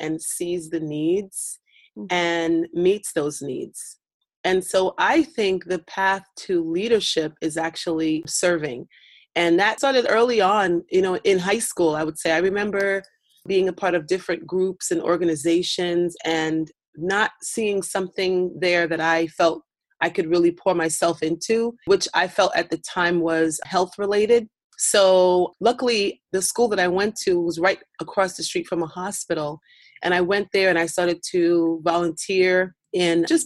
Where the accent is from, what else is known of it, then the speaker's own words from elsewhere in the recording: New York City, New York, United States; moved away as an adult; also born or lived in South Africa; my hometown of Brooklyn, New York